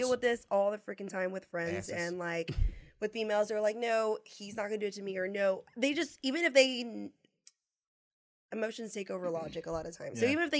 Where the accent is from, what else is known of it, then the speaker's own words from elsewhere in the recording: San Antonio, Texas, United States; moved away as an adult; So I went back home to my hometown, which is where we're at, San Antonio.